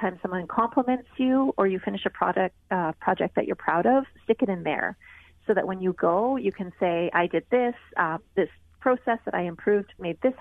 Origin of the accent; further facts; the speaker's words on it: Canada; I'm Canadian